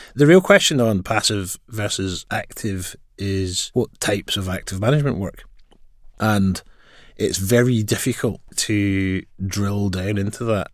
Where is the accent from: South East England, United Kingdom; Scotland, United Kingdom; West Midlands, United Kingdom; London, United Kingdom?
Scotland, United Kingdom; Glasgow; as you may tell from my accent, I grew up in Glasgow. I also studied in Glasgow.